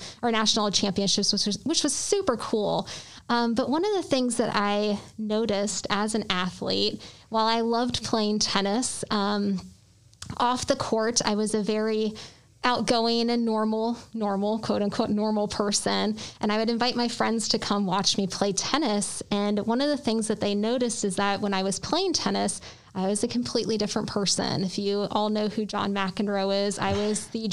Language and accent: English; Columbus, Ohio, United States; moved away as an adult; also born or lived in Cleveland, Ohio / Statesboro, Georgia / Milwaukee, Wisconsin / Alabama; I was born and raised in Columbus.